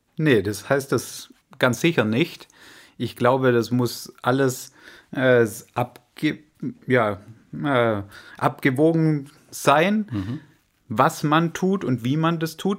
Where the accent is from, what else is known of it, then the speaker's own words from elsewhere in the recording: Swabia, Germany; als Schwabe